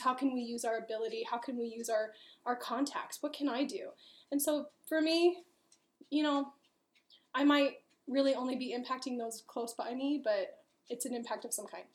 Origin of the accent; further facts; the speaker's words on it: Los Angeles, California, United States; moved away; also born or lived in Long Beach; I'm from Los Angeles